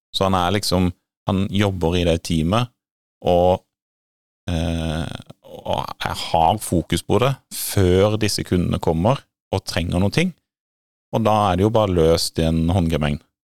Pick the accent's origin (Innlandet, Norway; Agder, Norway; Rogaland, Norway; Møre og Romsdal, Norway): Agder, Norway; Grimstad; hjemme i Rådyrveien i Grimstad